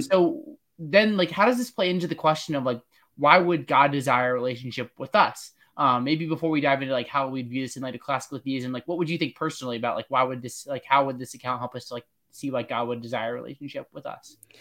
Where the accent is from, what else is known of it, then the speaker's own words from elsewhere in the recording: Pennsylvania, United States; I'm from Pennsylvania